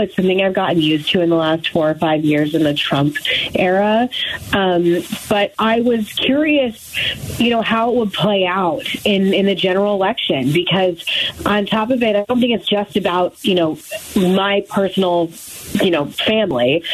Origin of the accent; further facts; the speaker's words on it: Arizona, United States; I'm from Arizona. I think people, you know, that know me know I'm from Arizona.